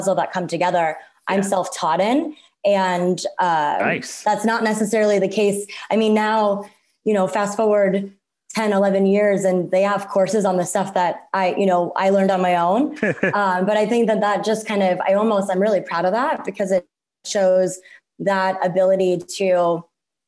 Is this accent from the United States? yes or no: yes; Cincinnati, Ohio, United States; now in Phoenix, United States; I grew up in the Midwest in Cincinnati, Ohio.